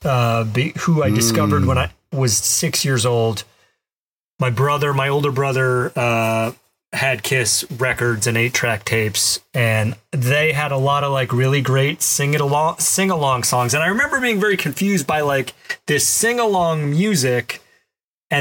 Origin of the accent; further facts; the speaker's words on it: the South, United States; growing up in the South